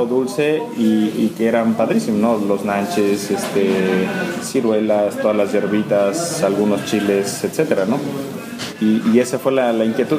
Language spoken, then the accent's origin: Spanish; Oaxaca, Mexico; also born or lived in Ocotlán de Morelos; yo nací en Oaxaca, yo nací en Ocotlán de Morelos, en un pueblito aquí en los valles centrales